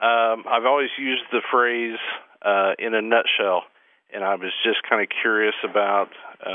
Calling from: Anderson, Indiana, United States; I'm calling from Anderson, Indiana.

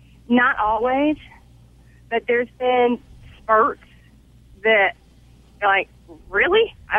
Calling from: Raleigh, North Carolina, United States; Raleigh, North Carolina.

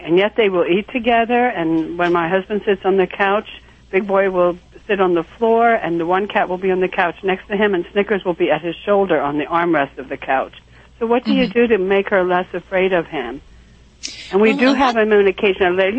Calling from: West Reading, Pennsylvania, United States; I'm calling from West Reading, Pennsylvania.

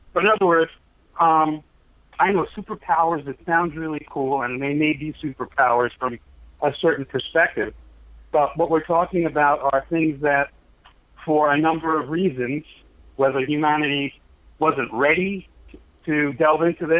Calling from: Brooklyn, New York, United States; Brooklyn, New York.

